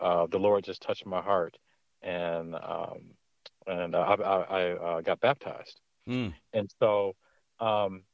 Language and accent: English; Detroit, Michigan, United States; I'm from Detroit, Michigan, born and raised here